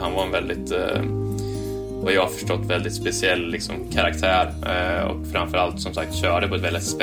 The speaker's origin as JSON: {"language": "Swedish", "country": "Sweden", "said": "jag kommer från Sverige"}